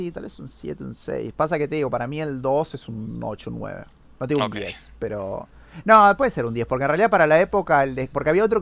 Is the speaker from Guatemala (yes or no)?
no; Argentina; porque yo soy argentino.